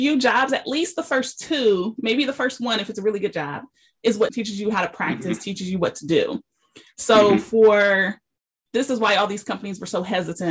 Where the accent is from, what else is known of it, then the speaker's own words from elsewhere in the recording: Columbus, Ohio, United States; I'm from Columbus. And so when I went to Ohio State